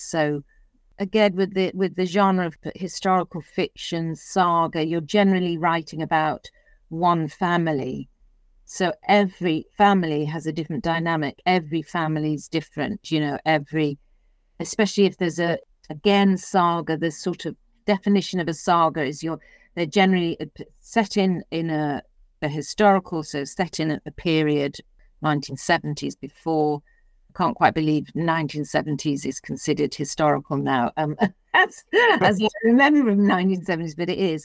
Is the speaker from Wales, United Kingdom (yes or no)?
no; Liverpool, North West England, United Kingdom; moved away; I was born and brought up in Liverpool